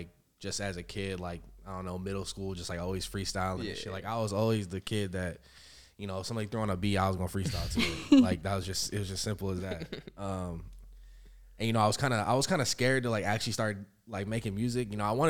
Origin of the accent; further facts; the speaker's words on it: Yakima, Washington, United States; moved away as an adult; now in Seattle, United States; I'm a 20-year-old artist from Yakima, Washington. I moved up to Seattle when I was 18 for school, and I've been up here ever since, basically.